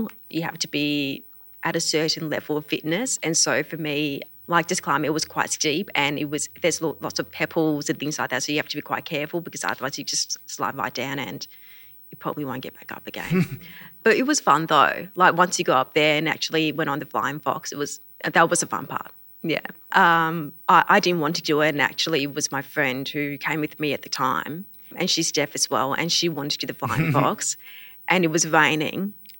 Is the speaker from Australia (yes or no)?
yes; Queensland, Australia; I am a Queenslander.